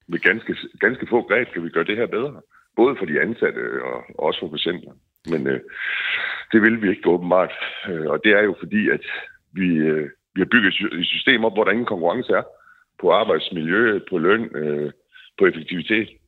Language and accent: Danish; Denmark; vi skal kunne forvente som danskere på alle områder.